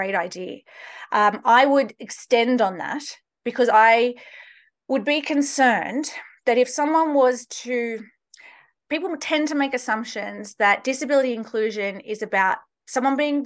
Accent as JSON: {"language": "English", "country": "Australia", "moved": "as an adult", "lives_now": "United States", "said": "I'm originally from Australia, just in case people can't place my accent"}